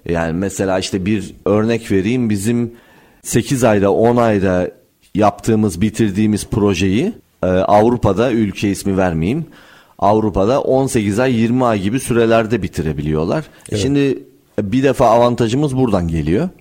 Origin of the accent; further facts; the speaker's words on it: Amasya, Turkey; moved away as an adult; also born or lived in Istanbul; 1983 Amasya doğumluyum. Öğrenimi Amasya'da tamamladıktan sonra Yıldız Teknik Üniversitesi'ne geldim e, 2002 yılında.